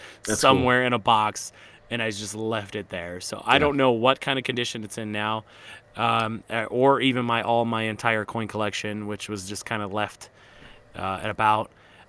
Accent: Michigan, United States; moved away as an adult; also born or lived in Las Vegas, Nevada; now in Utah, United States; Growing up in Michigan

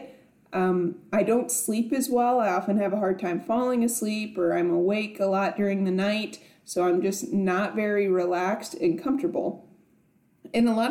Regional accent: South Dakota, United States; now in Nebraska, United States; growing up in South Dakota and now being in Nebraska

